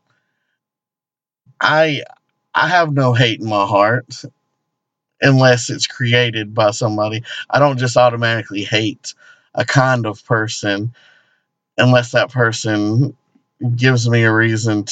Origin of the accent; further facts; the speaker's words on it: the South, United States; We are inside the Bible Belt